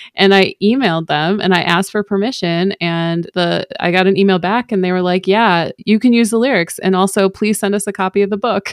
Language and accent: English; Chicago suburbs, Illinois, United States; I'm from the Chicago Burbs